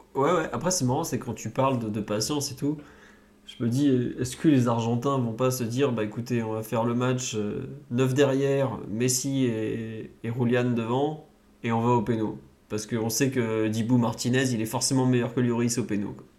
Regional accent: France; en tant que Français

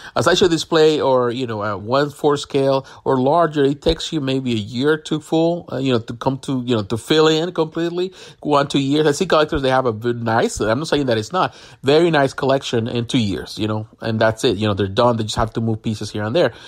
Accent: Puerto Rico; I'm from Puerto Rico

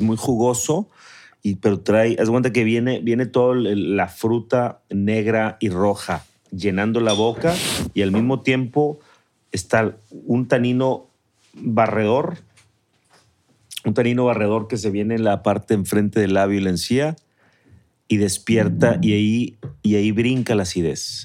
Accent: Mexico City, Mexico; now in San Pedro Garza García, Mexico; Yo era acueducto de Guadalupe en mi infancia, en la Ciudad de México.

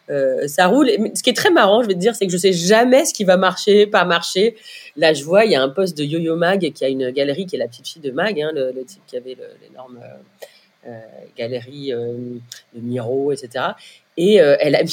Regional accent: Brittany, France; je suis bretonne

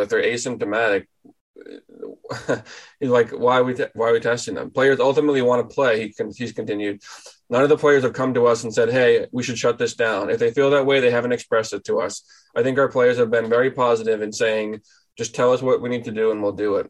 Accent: New England, United States; moved away as an adult; also born or lived in Boston; now in Traverse City, United States; I'm from New England.

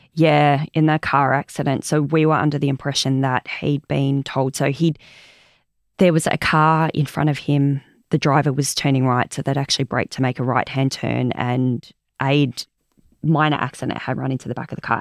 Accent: Omeo, Victoria, Australia; also born or lived in Bairnsdale; I was born in Omeo and Banambra up in the high country. So we're all from that area.

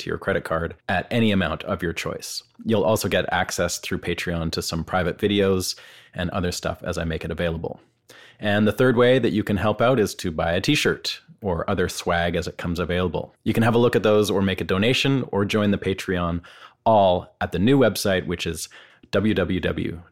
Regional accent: Vancouver, British Columbia, Canada; growing up on the West Coast in Vancouver

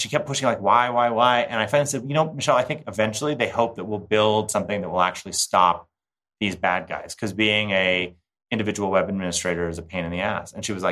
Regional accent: Park City, Utah, United States; the Sundance Film Festival, which is hosted in my hometown

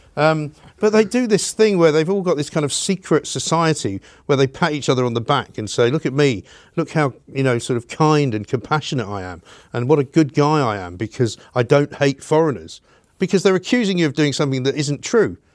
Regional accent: United Kingdom; I'm a British person. I'm one of the British people.

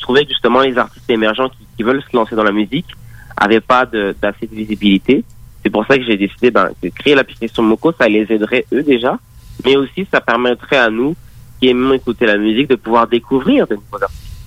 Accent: Paris, Île-de-France, France; moved away as an adult; now in Montreal, Canada; je suis né en, France, donc à Paris

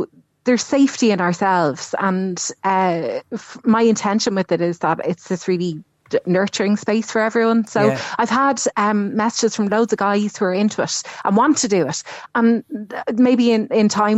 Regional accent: Dublin, Leinster, Ireland; moved away as an adult; now in Cork, Ireland; I'm from Dublin. And when I moved down here

